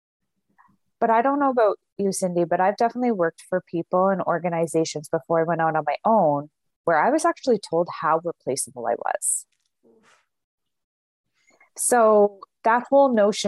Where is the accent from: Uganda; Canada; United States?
Canada; We're Canadian